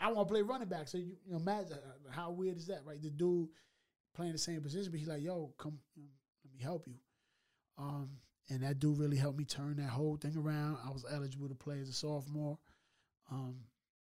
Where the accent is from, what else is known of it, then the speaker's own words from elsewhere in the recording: New York City, New York, United States; Originally from the Bronx, New York.